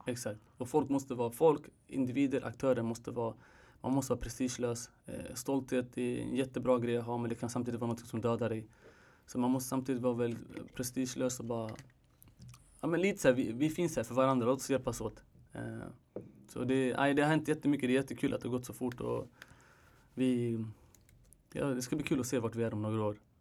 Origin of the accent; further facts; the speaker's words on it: Sweden; jag är född här